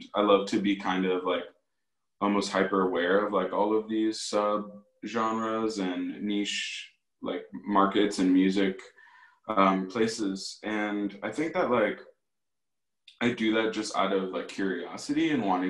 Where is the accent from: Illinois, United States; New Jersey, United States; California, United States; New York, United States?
Illinois, United States; Aurora; moved away as an adult; also born or lived in Chicago, Illinois; now in Milwaukee, United States; I actually grew up in Aurora, Illinois